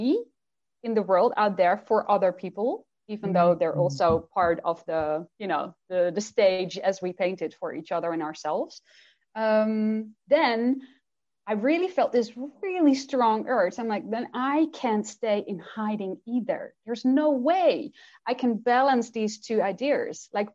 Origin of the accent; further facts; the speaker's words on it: Netherlands; first language Dutch; English is a second language; I do work in Dutch with private clients that are Dutch. And that means I channel in Dutch as well, obviously, that's my first language